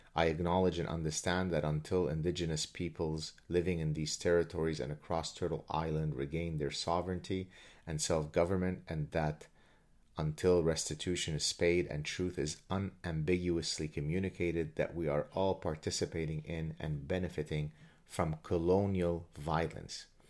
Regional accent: Lebanon; moved away; I come from Lebanon. I've experienced horrible things growing up in Lebanon

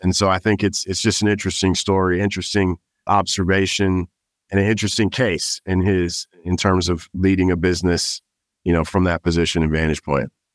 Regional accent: Los Angeles, California, United States; moved away as an adult; also born or lived in Miami / New York; now in Austin, United States; I was born and raised in Los Angeles, California

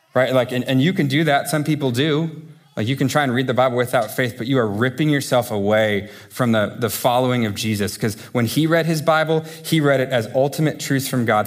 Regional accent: United States; I say this as an American to Americans

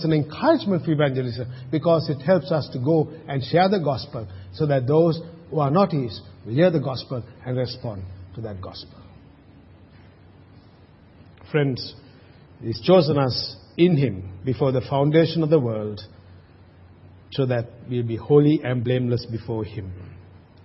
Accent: Sri Lanka; moved away; when I was growing up in Sri Lanka having a slate

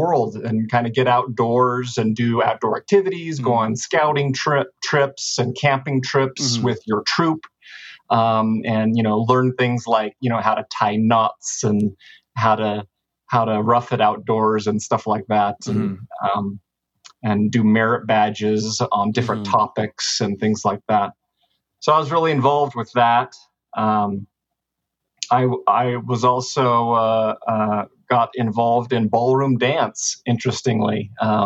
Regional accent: Sandy, Utah, United States; I grew up in Utah, pretty close to Salt Lake City, little town called Sandy. This is kind of where I grew up.

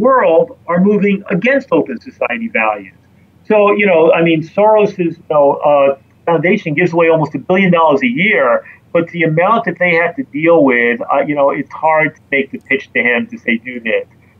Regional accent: New York City, New York, United States; as a New Yorker

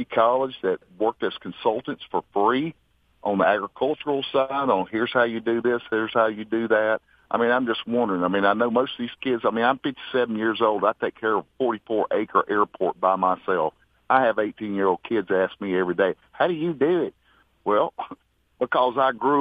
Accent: Raymond, Mississippi, United States; I grew up in Raymond, District 4, and a stone's throw from what used to be the penal farm, which is now the Hinds County Detention Center

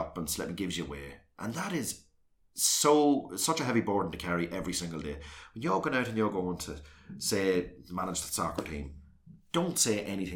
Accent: South Armagh, Northern Ireland, United Kingdom; I came from South Armagh

